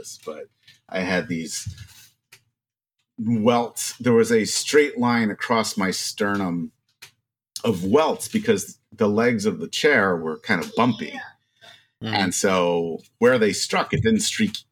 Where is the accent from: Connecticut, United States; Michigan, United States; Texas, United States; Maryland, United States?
Maryland, United States; I grew up in Maryland